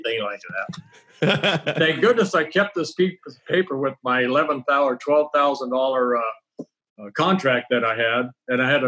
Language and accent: English; Southern California, United States; also born or lived in Holland / Canada / Paramount, California / Garden Grove, California; growing up in Southern California, being a Koufax and Drysdale fan